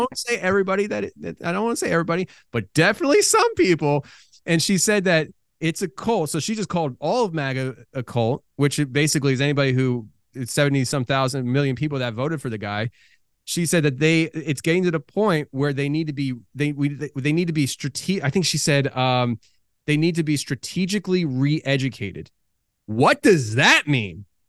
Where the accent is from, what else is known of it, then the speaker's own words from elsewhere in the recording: Philadelphia, Pennsylvania, United States; now in Tennessee, United States; I come from Philadelphia, live in Tennessee now